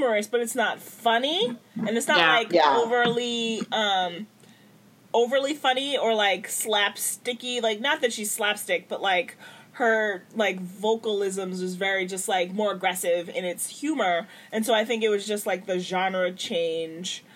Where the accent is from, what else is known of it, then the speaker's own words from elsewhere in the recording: United States; I'm so American.